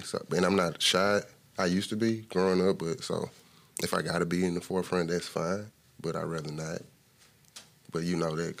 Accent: Houston, Texas, United States; I know a lot because I'm from Houston.

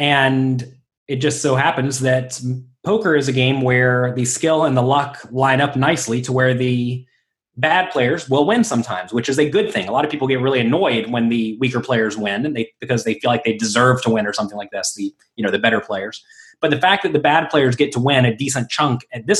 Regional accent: Pensacola, Florida, United States; moved away as an adult; also born or lived in Atlanta / Las Vegas; now in New York City, United States; I'm from Pensacola, Florida, originally

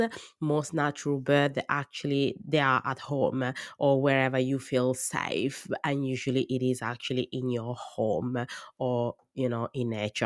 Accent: Italy; English is a second language; moved away as an adult; now in Australia; I was born in Italy and I grew in Italy and I study in Italy.

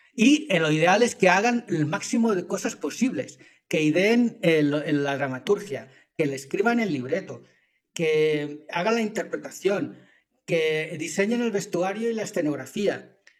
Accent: Zaragoza, lived 37 years in Catalonia, Spain; moved away; also born or lived in Helsinki, Finland; nacido en Zaragoza, España, en el año 69. Viví 37 años en Cataluña, o sea que soy casi más catalán que aragonés.

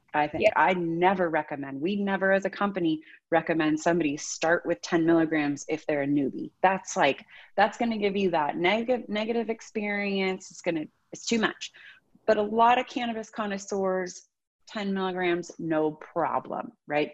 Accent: the Bay Area, California, United States; also born or lived in Santa Barbara; I'm from the Bay Area

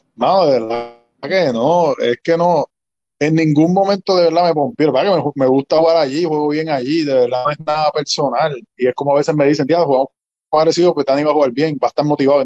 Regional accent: Arecibo, Puerto Rico; yo nací en Arecibo

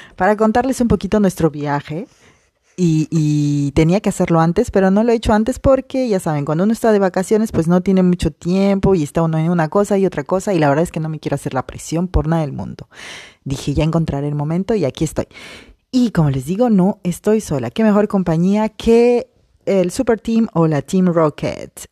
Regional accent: Peru; moved away; algo así que diríamos en Perú, ¿no? En mi país

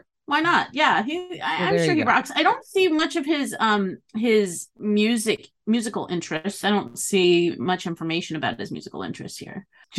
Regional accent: Detroit, Michigan, United States; I grew up in the Detroit area

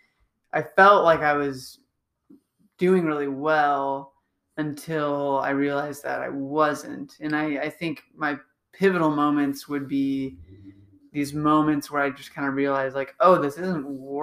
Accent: Midwest, United States; moved away; I grew up in the Midwest in a smallish town where being a good Christian boy was really popular

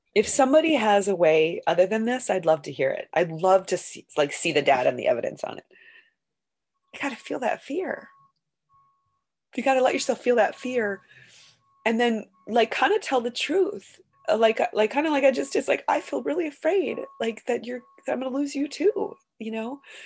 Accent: Duluth, Minnesota, United States; also born or lived in Los Angeles; now in Minneapolis, United States; I'm from Minnesota originally, I grew up in Duluth

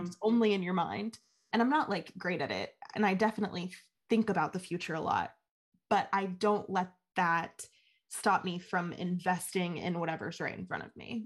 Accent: Huntington, West Virginia, United States; I'm from Huntington, born and raised

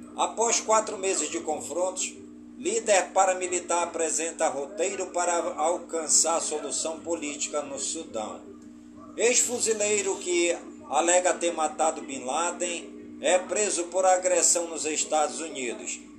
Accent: Careiro da Várzea, Amazonas, Brazil; por todas as comunidades do Careiro da Vaz e a minha cidade natal

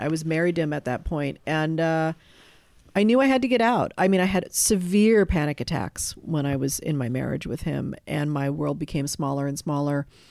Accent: Los Angeles, California, United States; I grew up in West L A and went to Crossroads

